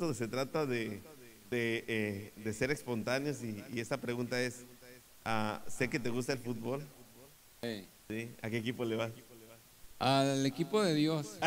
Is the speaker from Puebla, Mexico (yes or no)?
no; Torreón, Coahuila, Mexico; porque soy de Torreón, ¿no?